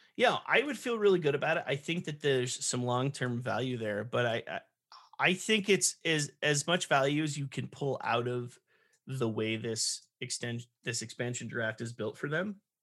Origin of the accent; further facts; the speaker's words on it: California, United States; growing up in California